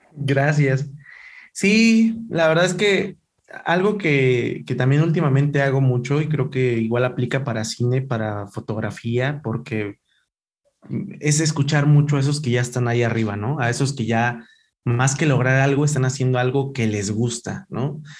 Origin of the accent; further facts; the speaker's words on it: Ecatepec, State of Mexico, Mexico; yo soy de Catepec